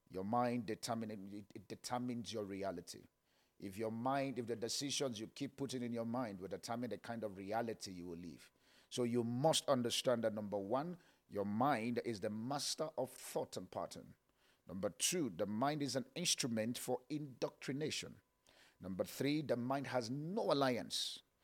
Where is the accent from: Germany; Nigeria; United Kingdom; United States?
Nigeria; Kaduna, Kaduna State; I was born in Kaduna Barrack.